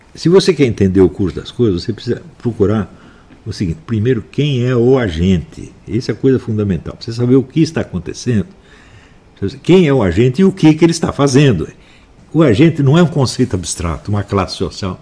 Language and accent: Portuguese; São Paulo, Brazil; also born or lived in Campinas; minha cidade onde eu fui criado, São Paulo. Hum? Eu nasci em Campinas, fui criado em São Paulo